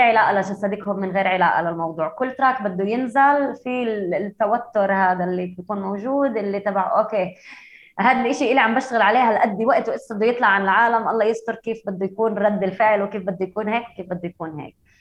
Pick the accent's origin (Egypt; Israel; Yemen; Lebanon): Israel; Haifa, Haifa District; انا من حيفا انا فلسطينيه بس انا معي هويه اسرائيليه